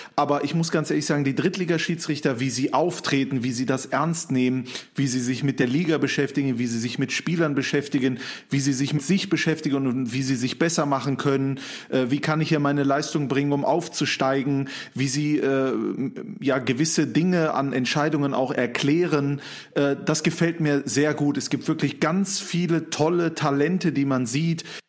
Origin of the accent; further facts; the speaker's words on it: Mönchengladbach, North Rhine-Westphalia, Germany; bei mir in Mönchengladbach, wo ich aufgewachsen bin